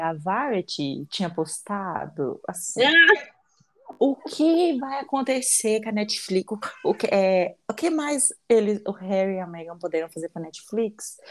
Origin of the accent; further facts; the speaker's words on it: Minas Gerais, Brazil; Eu não tenho língua presa, eu sou mineira